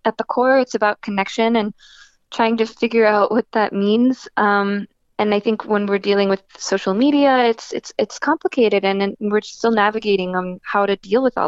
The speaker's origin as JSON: {"language": "English", "region": "New Jersey", "country": "United States", "tie": "born or raised there", "said": "I was born and raised in New Jersey"}